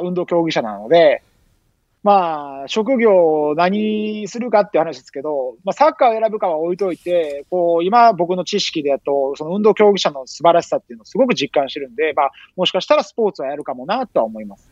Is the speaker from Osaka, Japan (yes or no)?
yes; Osaka, Japan; now in Brazil; 大阪で生まれ育った